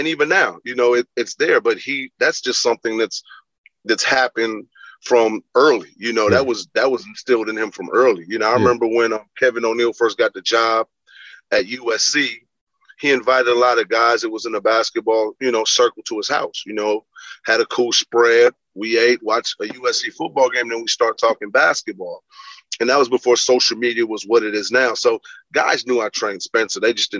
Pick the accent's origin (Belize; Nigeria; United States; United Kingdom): Belize; I'm a kid from Belize and my mother, you know, moved. We moved from different parts of the cities as her job got better.